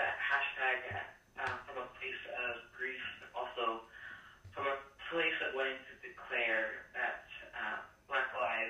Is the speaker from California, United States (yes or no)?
yes; Los Angeles, California, United States; growing up in Los Angeles, I grew up in poverty and watched my mother work 3+ jobs